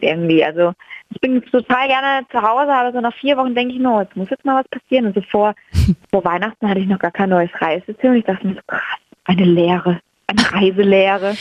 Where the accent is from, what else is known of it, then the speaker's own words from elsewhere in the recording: Franconia, Bavaria, Germany; ich komme aus Franken